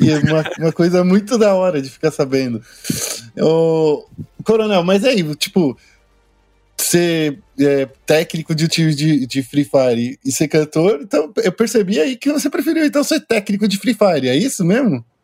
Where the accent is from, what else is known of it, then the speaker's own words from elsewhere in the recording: São Paulo, Brazil; Sou daqui de São Paulo, Zona Leste, São Miguel Paulista. Sou de São Miguel